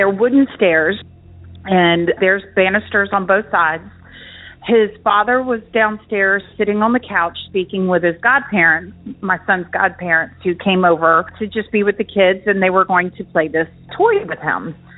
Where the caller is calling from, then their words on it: Charleston, South Carolina, United States; I'm calling from Charleston, South Carolina.